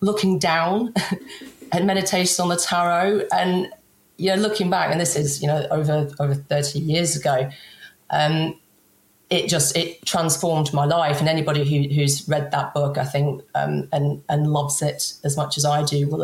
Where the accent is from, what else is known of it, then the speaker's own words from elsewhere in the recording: England, United Kingdom; I'm English